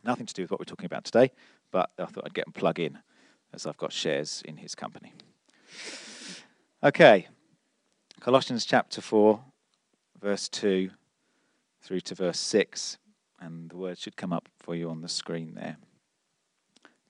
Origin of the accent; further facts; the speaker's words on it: London, United Kingdom; I'm such a Londoner.